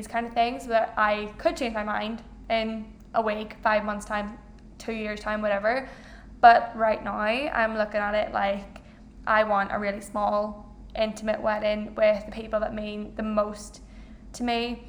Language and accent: English; Ireland; I'm Irish, I have a big family